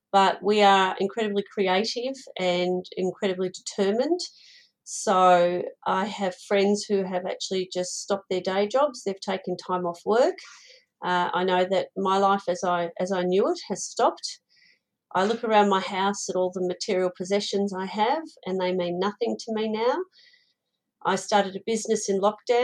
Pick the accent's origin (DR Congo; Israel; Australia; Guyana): Australia; I was born in Australia to Ukrainian parents and Ukrainian grandparents